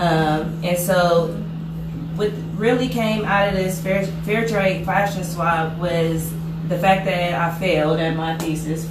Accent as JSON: {"language": "English", "town": "Columbus", "region": "Ohio", "country": "United States", "also_born_or_lived": "Cincinnati, Ohio", "said": "I'm from the South Side. Columbus, Ohio."}